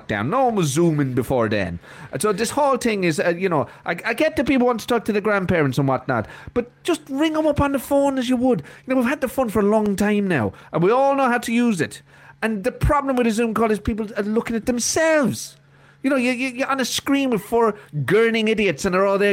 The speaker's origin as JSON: {"language": "English", "town": "Cork", "region": "Munster", "country": "Ireland", "tie": "born or raised there", "said": "when I was growing up in Cork"}